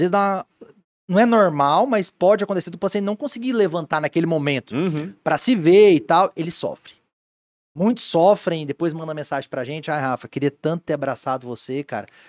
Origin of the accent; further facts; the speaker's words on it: Goiânia, Goiás, Brazil; moved away as an adult; also born or lived in Joinville; now in Blumenau, Brazil; eu sou de Goiânia, Goiás